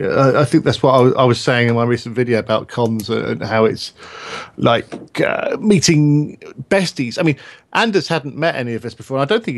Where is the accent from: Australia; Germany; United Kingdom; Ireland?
United Kingdom; England; being English